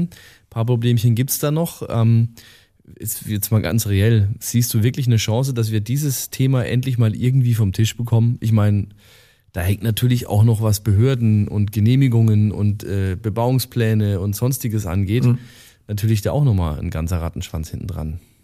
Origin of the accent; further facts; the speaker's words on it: Estenfeld, Bavaria, Germany; Estenfeld, wo ich herkomme, ist noch ein bisschen größer als Distelhausen